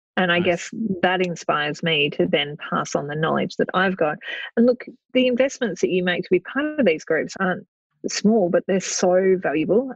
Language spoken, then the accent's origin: English; Australia; We are both in property. We're both from Australia